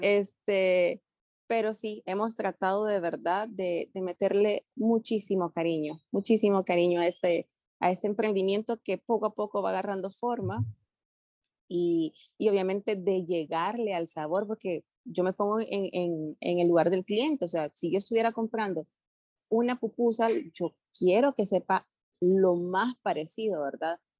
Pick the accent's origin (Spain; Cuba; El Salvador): El Salvador; moved away as an adult; now in Panama; soy salvadoreña, pero también ya con corazoncito panameño